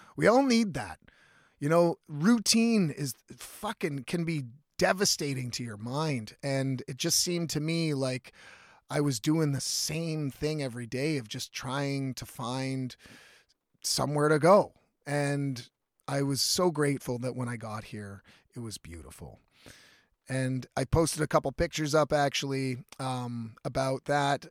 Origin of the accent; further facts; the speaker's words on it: Ontario, Canada; I'm from Ontario